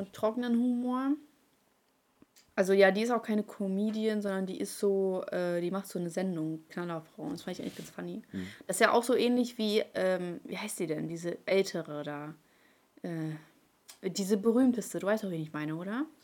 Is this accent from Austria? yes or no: no; Ukraine; now in Germany; meine Mutter und ich, wir kommen aus der Ukraine und meine Mutter hatte die schlechteste Stellung hier in Deutschland